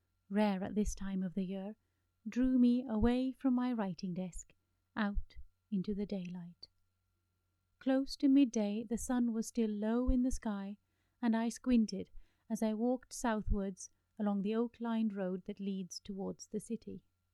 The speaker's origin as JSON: {"language": "English", "region": "Delhi", "country": "India", "tie": "born or raised there", "said": "Growing up in Delhi, where the sun stayed high in the sky and set quickly, as if it were afraid of lingering shadows, I never had time to study my long shadows."}